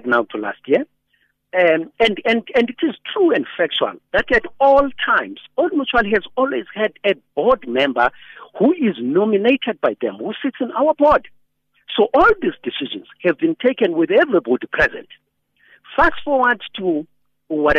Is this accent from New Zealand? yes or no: no; South Africa; as a South African